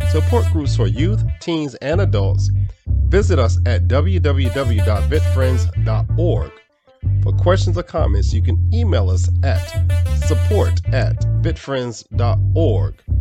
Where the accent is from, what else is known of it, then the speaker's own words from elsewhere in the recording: Raleigh, North Carolina, United States; I'm your host from Raleigh, North Carolina.